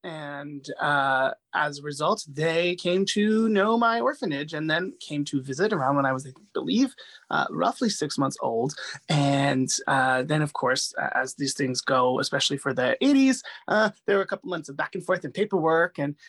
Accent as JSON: {"language": "English", "town": "Medellin", "region": "Antioquia", "country": "Colombia", "tie": "born there", "said": "You know, I'm 35, so I was born in 1986 in Medellin, Colombia, when it was like the world's most dangerous city."}